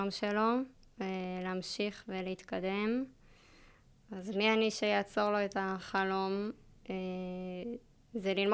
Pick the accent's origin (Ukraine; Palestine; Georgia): Palestine; Kiryat Arba, West Bank; שנינו גדלנו בקריית ארבע, מאז שאנחנו ילדים